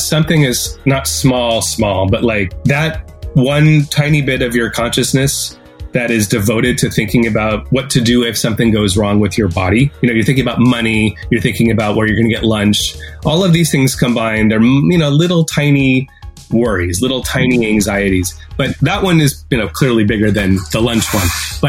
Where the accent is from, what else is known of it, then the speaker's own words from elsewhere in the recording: Canada; that's one piece that you have as an advantage over me as a Canadian.